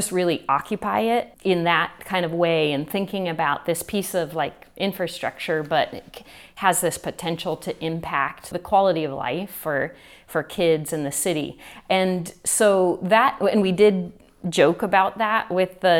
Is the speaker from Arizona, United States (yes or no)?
yes; Arizona, United States; I grew up in Arizona